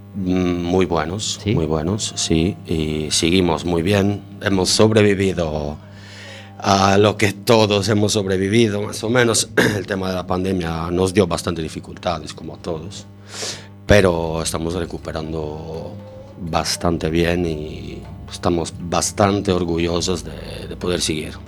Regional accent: Sardinia, Italy; Spanish is a second language; moved away as an adult; now in A Coruña, Spain; Nací en Sardeña, en la isla de Sardegna, la más bonita del mundo.

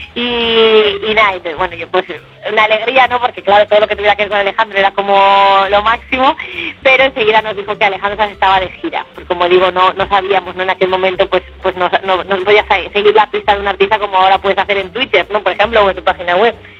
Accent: Valencia, Valencian Community, Spain; also born or lived in Barcelona; en mi tierra, en donde tengo mis raíces y mi familia, que es en Valencia

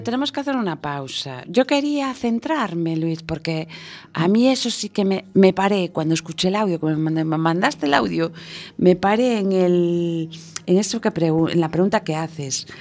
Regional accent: Galicia, Spain; soy gallega

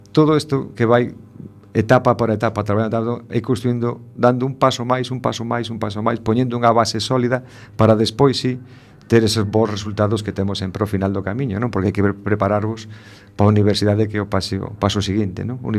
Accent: A Coruña, Galicia, Spain; por ser o colexio de, da miña terra non? da miña casa

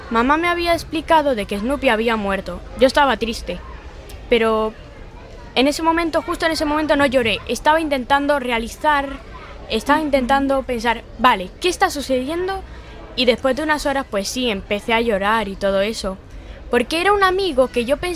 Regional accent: Galicia, Spain; also born or lived in Tenerife / Cuba; Antes yo vivía en Cuba. Yo nací en Tenerife, pero me criaron en Cuba hasta los cinco años. Y con cinco años me trajeron aquí a Galicia.

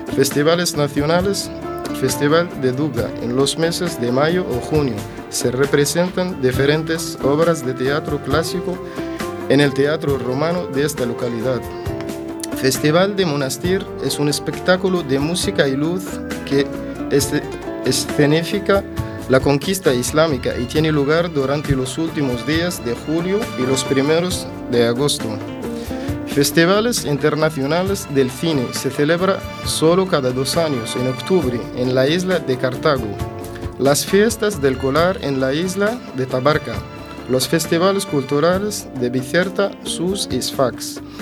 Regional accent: Tunisia; now in A Coruña, Spain; soy de Túnez

